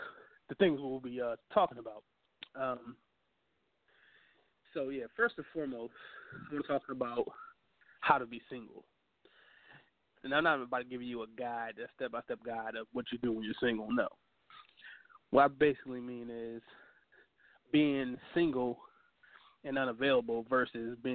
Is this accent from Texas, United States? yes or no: no; Virginia, United States; I'm from Virginia